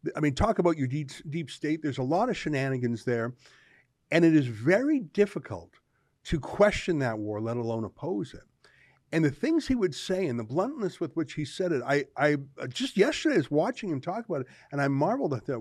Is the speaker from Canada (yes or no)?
yes; Canada; I'm a Canadian